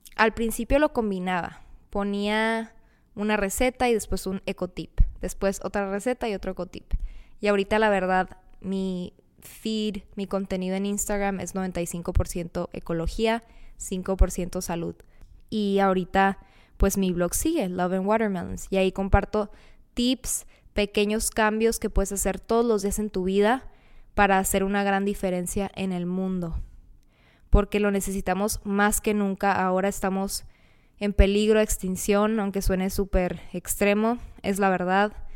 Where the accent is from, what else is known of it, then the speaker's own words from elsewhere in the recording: Mexicali, Baja California, Mexico; Soy de Mexicali, Baja California. He vivido casi toda mi vida aquí.